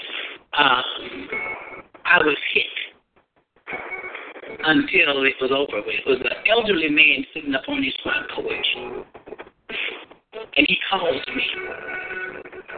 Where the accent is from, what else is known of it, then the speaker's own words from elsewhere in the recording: Ruby, South Carolina, United States; I'm from Ruby, South Carolina